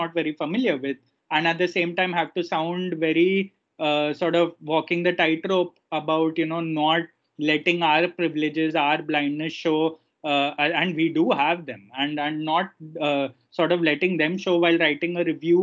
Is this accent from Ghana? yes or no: no; India; as an Indian